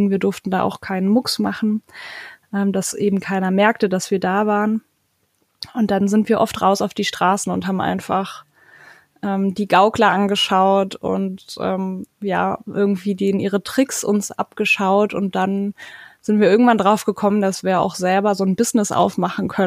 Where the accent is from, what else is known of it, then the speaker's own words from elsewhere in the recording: Germany; ich war Kind von Schaustellereltern, ich habe eine Schwester und wir sind auch im Wohnwagen aufgewachsen und deswegen passt das ja wieder ganz gut zu Camperstyle. Ähm, wir waren tatsächlich auch oft auf Campingplätzen, aber eben in ganz Deutschland unterwegs